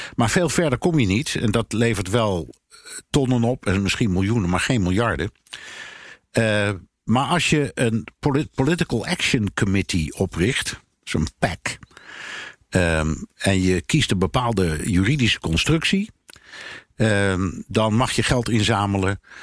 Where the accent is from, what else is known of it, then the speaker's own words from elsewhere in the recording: Netherlands; als Nederlander